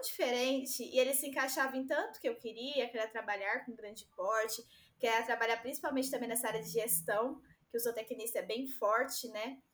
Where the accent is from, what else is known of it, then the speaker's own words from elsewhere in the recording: Itaquaquecetuba, São Paulo, Brazil; also born or lived in Rio de Janeiro; aqui na minha cidade, eu sou de Itaquaquecetuba, São Paulo, e estudo no Rio